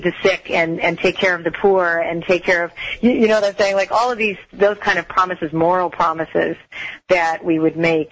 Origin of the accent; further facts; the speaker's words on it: Toronto, Ontario, Canada; I was raised in Toronto